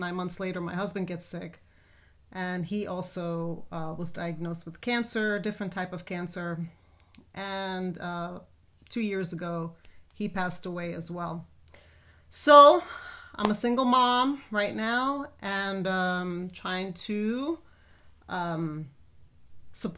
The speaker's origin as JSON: {"language": "English", "town": "New York City", "region": "New York", "country": "United States", "tie": "born or raised there", "moved": "as an adult", "lives_now": "Texas, United States", "said": "if you haven't already noticed my accent, I'm originally from New York City, born and raised there"}